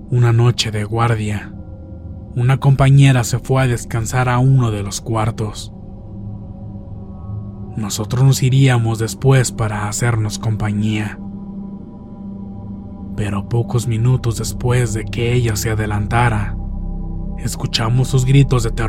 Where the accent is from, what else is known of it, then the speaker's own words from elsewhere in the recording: Monterrey, Nuevo León, Mexico; en la ciudad de Monterrey, Nuevo León, lugar de donde soy originaria.